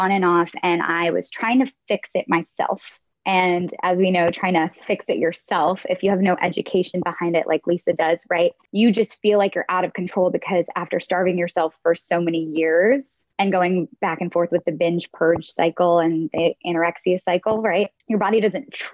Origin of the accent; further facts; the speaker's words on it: the North, United States; moved away as an adult; also born or lived in Nashville / New York; I'm from the North